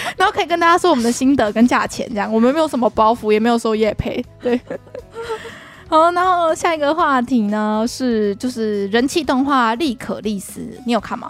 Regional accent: Taiwan; 我们台湾人

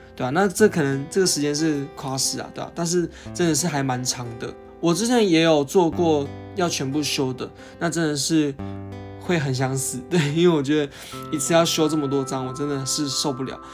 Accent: Hsinchu, Taiwan; 我人是在新竹的，因为我是新竹人嘛

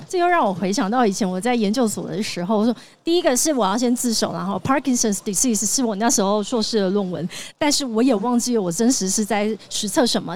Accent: Tainan, Taiwan; moved away; 我是台南人

